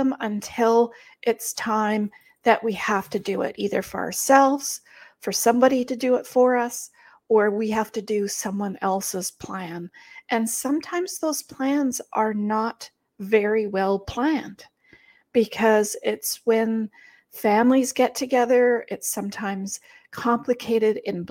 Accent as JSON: {"language": "English", "country": "Germany", "moved": "yes", "said": "I am from Germany"}